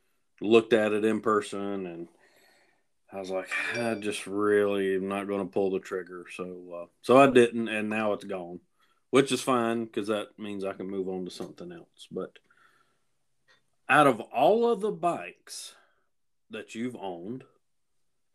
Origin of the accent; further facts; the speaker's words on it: Cowpens, South Carolina, United States; my hometown of Cowpens